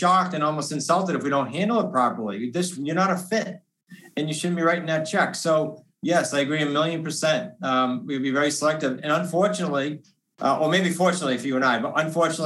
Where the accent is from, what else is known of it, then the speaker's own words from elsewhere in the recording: New England, United States; we're from New England